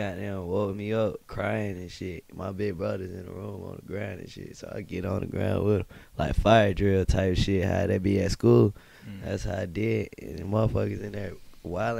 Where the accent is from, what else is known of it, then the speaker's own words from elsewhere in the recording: Winston-Salem, North Carolina, United States; also born or lived in Walkertown, North Carolina; I grew up in Butterfield, in the hole on the east side